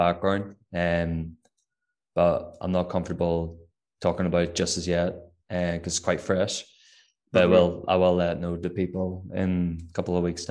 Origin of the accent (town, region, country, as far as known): Northern Ireland, United Kingdom; accent: Northern Irish